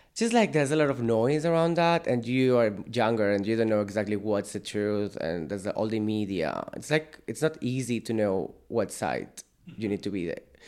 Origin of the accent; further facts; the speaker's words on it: Sant Cugat del Vallès, Catalonia, Spain; English is a second language; moved away as an adult; now in Ireland; I'm from Barcelona. I'm from a town very close to Barcelona, San Cugat.